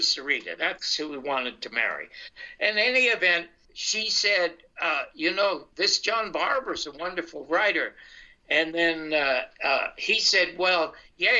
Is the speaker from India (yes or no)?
no; Canada; moved away as an adult; now in United States; I'm from Canada, and I've come to the United States.